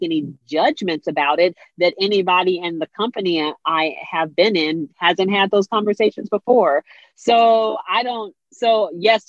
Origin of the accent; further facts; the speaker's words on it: Seattle, Washington, United States; also born or lived in Atlanta, Georgia / Minneapolis, Minnesota; now in Washington, D.C., United States; I grew up in Seattle, Washington